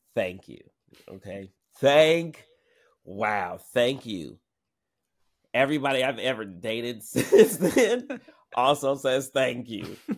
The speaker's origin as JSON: {"language": "English", "town": "Seattle", "region": "Washington", "country": "United States", "tie": "born or raised there", "also_born_or_lived": "New York", "said": "growing up in Seattle"}